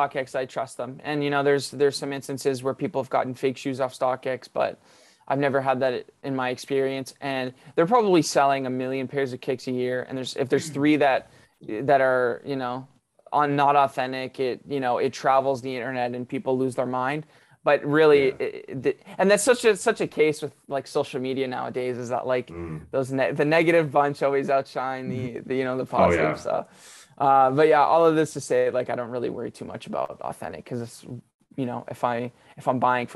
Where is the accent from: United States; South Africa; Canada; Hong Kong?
Canada; as a Canadian, for us as Canadians